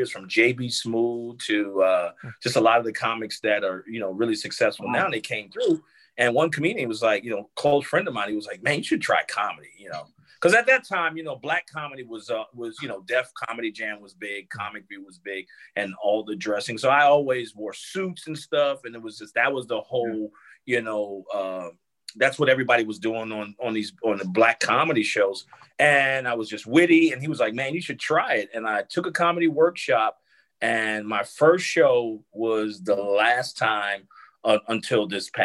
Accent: Newark, New Jersey, United States; moved away as an adult; also born or lived in South Carolina; was in Newark, New Jersey, where I grew up.

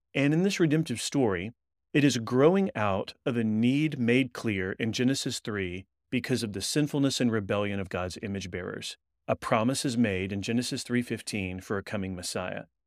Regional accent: Texas, United States; moved away as an adult; now in Louisville, United States; We're originally from Texas and then moved to Kentucky so that I could do a doctoral work at Southern Seminary

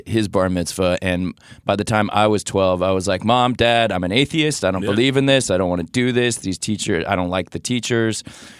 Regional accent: Los Angeles, California, United States; So I grew up in the San Fernando Valley, which is just crawling with Jews.

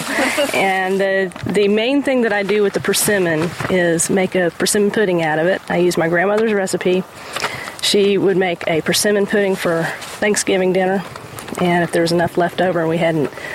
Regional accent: Indiana, United States; now in Florida, United States; a place in Indiana near where I grew up

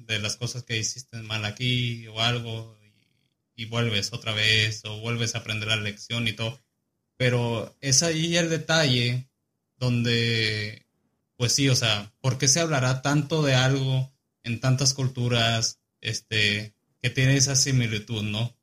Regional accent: Chihuahua, Mexico; now in Kansas, United States; nací en Chihuahua, tengo 24 años

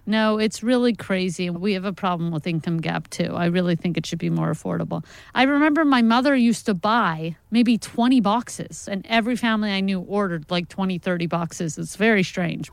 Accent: New York, United States; now in Los Angeles, United States; I'm originally from New York.

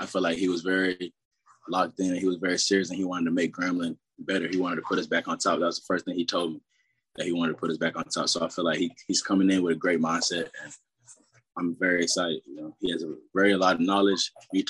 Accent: Austin, Texas, United States; I was raised majority in Austin, Texas. Went to high school out there, Vistoris High School, 6A.

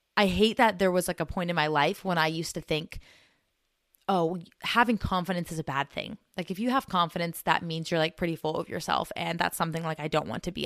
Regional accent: United States; us Americans

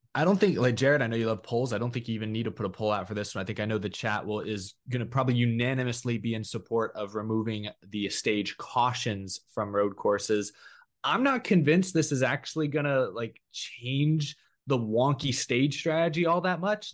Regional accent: Texas, United States; I'm the lone Texas guy

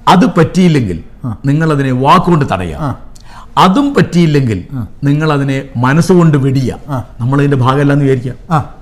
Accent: India; ഞങ്ങൾ ഇന്ത്യക്കാർ

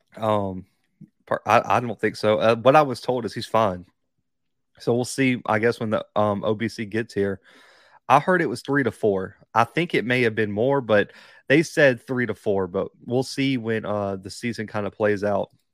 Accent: Alabama, United States; also born or lived in Kansas; I was born in Bama.

